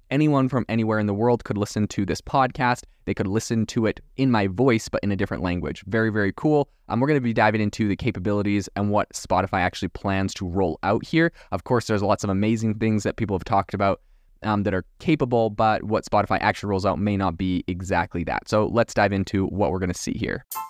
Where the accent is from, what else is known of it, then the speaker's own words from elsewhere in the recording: Canada; moved away; also born or lived in France; I'm from Canada originally, did not learn French in Canada, so I do not have a French Canadian accent.